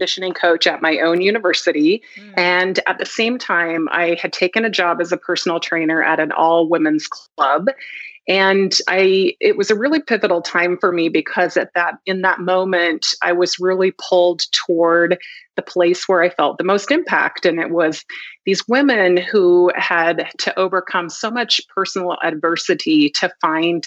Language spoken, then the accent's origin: English; Idaho, United States; moved away as an adult; also born or lived in Virginia; I was going from Idaho to Virginia.